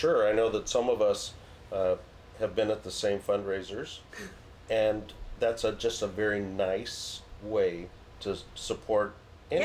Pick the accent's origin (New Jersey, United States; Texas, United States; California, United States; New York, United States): California, United States; Visalia; growing up in Visalia, we went to the Tulare County Library